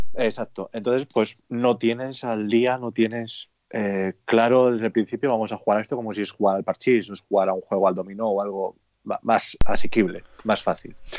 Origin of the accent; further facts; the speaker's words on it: Cantabria, Spain; somos de aquí, de Cantabria